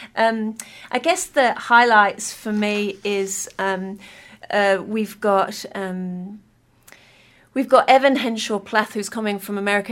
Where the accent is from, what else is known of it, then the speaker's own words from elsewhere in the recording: Kingston upon Hull, Yorkshire and the Humber, United Kingdom; moved away as an adult; now in Wellington, New Zealand; I'm originally from Kingston upon the Hull